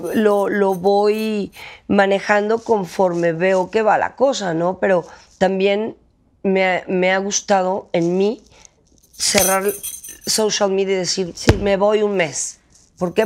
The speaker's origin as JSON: {"language": "Spanish", "country": "Mexico", "moved": "as an adult", "said": "me tuve que salir de …, me tuve que salir de México para creer en mí"}